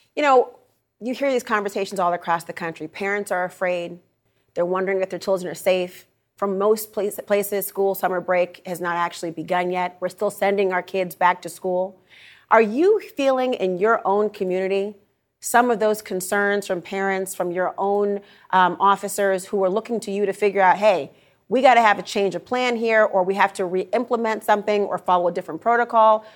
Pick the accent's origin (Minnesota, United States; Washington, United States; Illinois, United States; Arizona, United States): Minnesota, United States; I'm from Minnesota